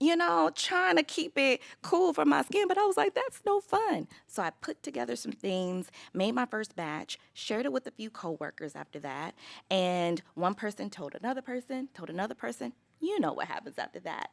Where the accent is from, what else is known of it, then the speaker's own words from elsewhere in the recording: Los Angeles, California, United States; now in Chicago, United States; I grew up in Los Angeles